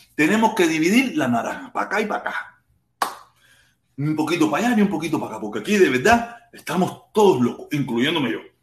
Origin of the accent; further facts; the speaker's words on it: Havana, Cuba; moved away; Yo soy un cubano más. Nacido en Cuba, en La Habana, en el Vedado, en maternidad de línea, el 25 de agosto